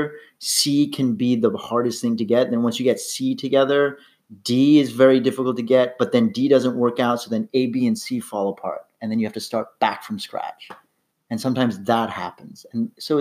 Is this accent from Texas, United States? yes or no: no; New York, United States; moved away as an adult; now in Los Angeles, United States; I'm an actor from New York, went to college with this guy. Currently living